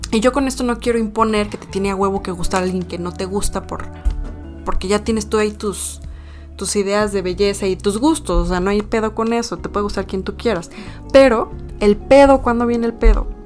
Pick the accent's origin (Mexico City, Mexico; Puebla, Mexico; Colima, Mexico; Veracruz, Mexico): Puebla, Mexico; Yo me considero poblana